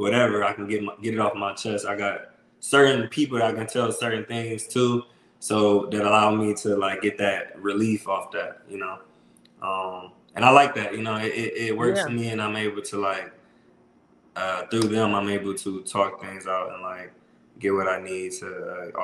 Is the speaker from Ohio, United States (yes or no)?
yes; Toledo, Ohio, United States; also born or lived in Columbus, Ohio; I'm from Toledo. So I'm from the mud, Toledo.